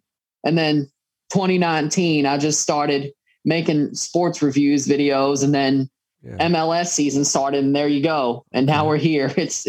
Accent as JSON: {"language": "English", "region": "outside of St. Louis in Illinois", "country": "United States", "tie": "born or raised there", "also_born_or_lived": "Mississippi, United States", "said": "before I moved up to St. Louis, I was born in Mississippi. I moved up outside of St. Louis in Illinois."}